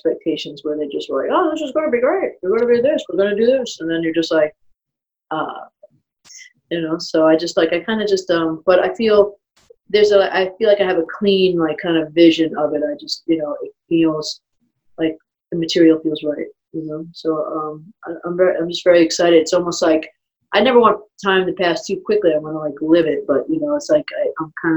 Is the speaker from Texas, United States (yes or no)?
no; New York City, New York, United States; also born or lived in Long Island / Manhattan; I was born in Brooklyn and then was out there and then moved to Manhattan. So I kind of consider Manhattan, Brooklyn, my roots